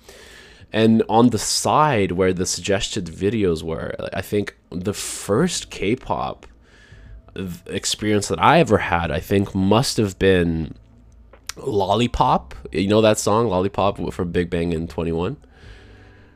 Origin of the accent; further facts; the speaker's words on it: Canada; I grew up in Canada.